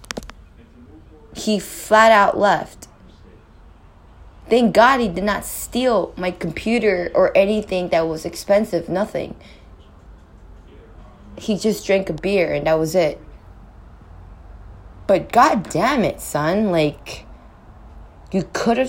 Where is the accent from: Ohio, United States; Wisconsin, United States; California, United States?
California, United States; now in New York City, United States; I'm not from Texas, I'm from California. But I live in New York City.